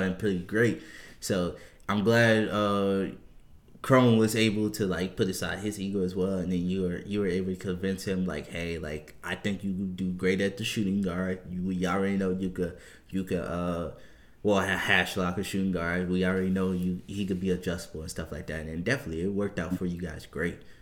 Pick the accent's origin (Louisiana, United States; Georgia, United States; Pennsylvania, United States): Louisiana, United States; New Orleans; moved away; I'm originally from New Orleans